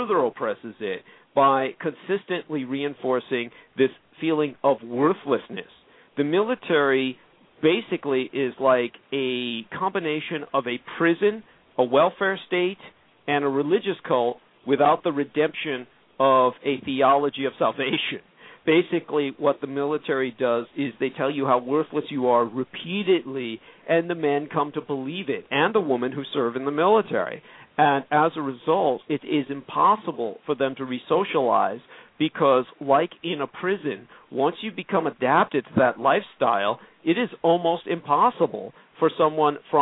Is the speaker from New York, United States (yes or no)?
no; San Francisco, California, United States; I grew up in absolute poverty, bone-grinding poverty, in San Francisco's Tenderloin District